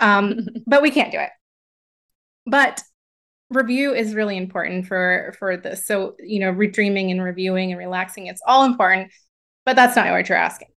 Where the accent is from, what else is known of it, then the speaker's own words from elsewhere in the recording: the South of the United States, United States; moved away as an adult; also born or lived in upstate New York; I grew up in the South of the United States